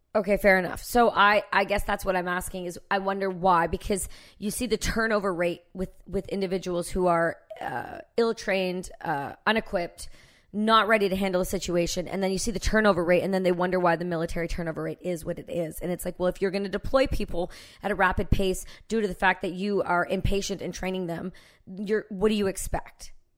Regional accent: Canada; I'm Canadian

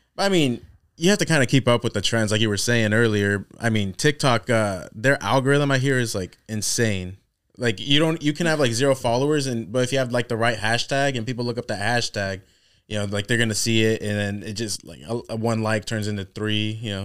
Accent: Corning, California, United States; moved away; we're from Corning, so that's even smaller

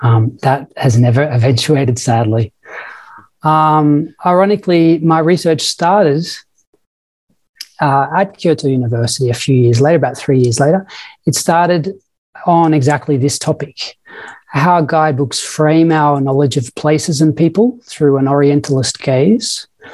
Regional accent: Victoria, Australia; accent: Australian; moved away as an adult; also born or lived in England; I should probably say firstly that I'm Australian. I've been here now for 15 years or so, so I've probably lost a bit of my Australian accent, but I am Australian. I was born in England

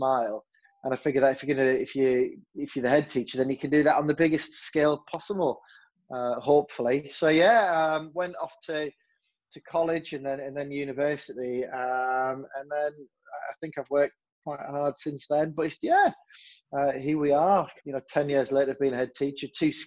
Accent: Hartlepool, North East England, United Kingdom; moved away; also born or lived in Fleetwood; Hartlepool, where I'm from

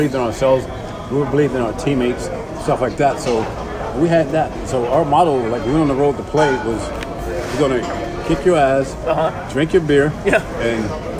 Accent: New York, United States; Me personally, obviously, I'm a New Yorker. I'm a Met at heart, but I pull for all the New York teams.

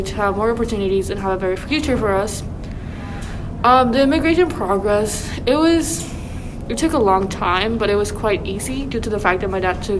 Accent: Mexico City, Mexico; now in Canada; I'm originally from Mexico City.

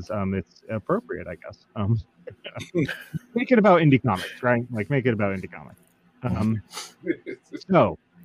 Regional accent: Atlanta, Georgia, United States; my hometown of Atlanta

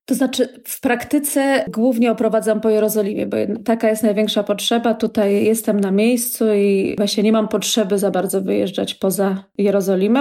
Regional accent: Warsaw, Masovian Voivodeship, Poland; moved away as an adult; now in Israel; jestem z Warszawy i całe życie właśnie spędziłam w mieście

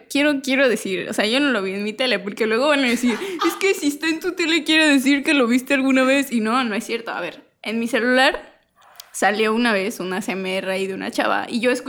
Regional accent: Mexico; born there; Nací en México. México.

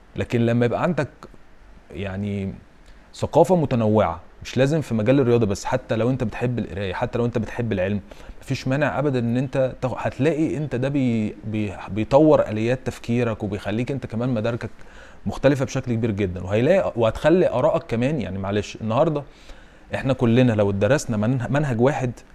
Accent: Egypt; احنا كمصريين

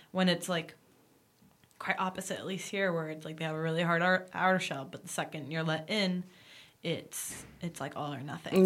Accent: United States; now in Paris, France; my home country, as screwed up as it is, is still the States

